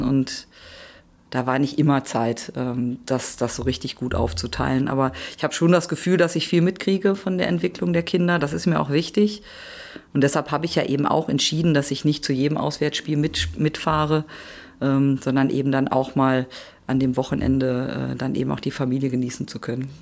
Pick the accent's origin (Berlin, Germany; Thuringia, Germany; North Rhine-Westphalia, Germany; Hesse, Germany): North Rhine-Westphalia, Germany; the area around Gelsenkirchen; ich komme ja auch hier aus der Gegend und bin ja schon seit Kind auf Schalke-Fan